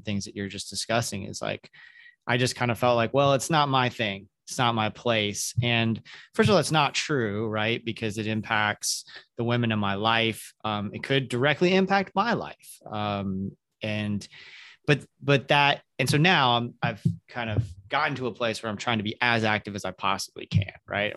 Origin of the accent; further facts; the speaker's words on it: the South, United States; moved away; I grew up in the South in the evangelical church